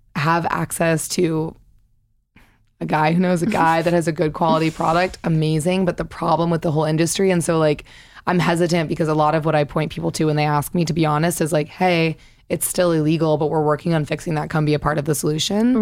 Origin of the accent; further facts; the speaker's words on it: Missouri, United States; moved away as an adult; I'm from Missouri